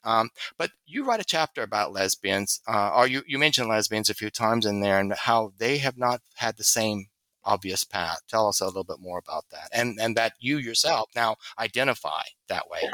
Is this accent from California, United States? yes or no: no; Louisiana, United States; I'm from Louisiana.